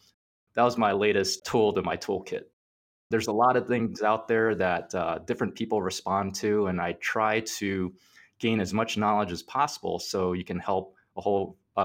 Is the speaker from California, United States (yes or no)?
no; Plant City, Florida, United States; also born or lived in New York, United States; And I was born in New York. They came over and they're citizens of the United States and everything like that now. Once I actually grew up in Plant City, which is a really small town in Florida.